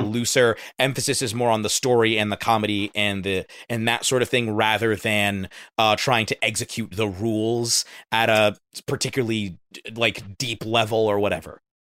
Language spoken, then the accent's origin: English; United States; speaking as an American